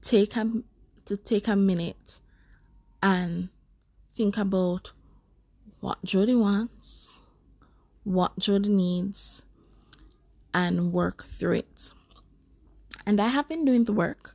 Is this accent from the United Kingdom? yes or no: no; Jamaica; as Black people, especially as Jamaicans. As a Jamaican